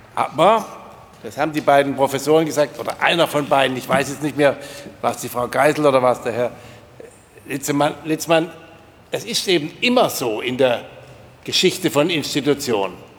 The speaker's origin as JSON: {"language": "German", "area": "near Rottweil", "region": "Baden-Württemberg", "country": "Germany", "said": "ich komme ja auch aus der Nähe von Rottweil"}